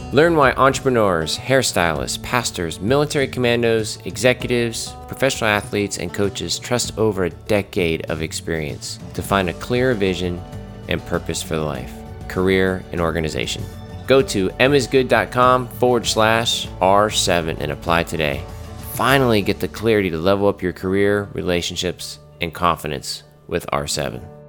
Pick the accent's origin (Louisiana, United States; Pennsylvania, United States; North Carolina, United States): North Carolina, United States; I'm from North Carolina